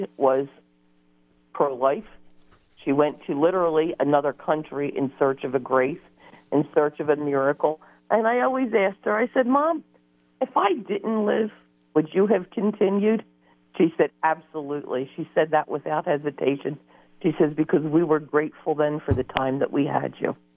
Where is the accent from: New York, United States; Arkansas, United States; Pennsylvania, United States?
Pennsylvania, United States; Norristown; now in Barto, United States; we're originally from Norristown, and then we moved up here.